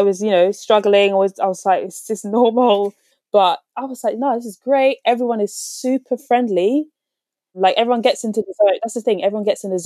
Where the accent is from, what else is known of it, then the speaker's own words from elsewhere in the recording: London, United Kingdom; I'm from West London